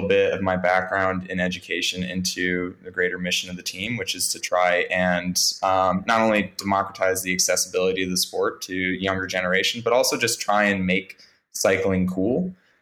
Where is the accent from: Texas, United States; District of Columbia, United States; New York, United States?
District of Columbia, United States; Washington; my hometown in Washington, D.C.